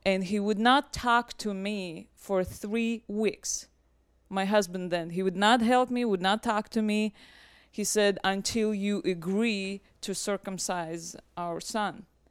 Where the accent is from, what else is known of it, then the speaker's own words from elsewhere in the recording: Russia; now in United States; I'm originally from Russia